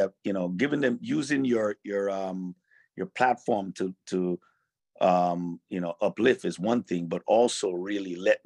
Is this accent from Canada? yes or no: no; Jamaica; Carnival for me wasn't a dress-up costume type of thing.